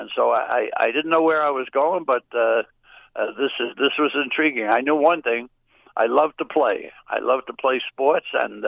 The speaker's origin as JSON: {"language": "English", "town": "New York City", "region": "New York", "country": "United States", "tie": "born or raised there", "said": "I grew up in Brooklyn. Of course, Brooklyn is a big place. It's got 5 million people. I lived in the Fort Hamilton section, the Bay Ridge section of Brooklyn, and it was basically Irish Catholics"}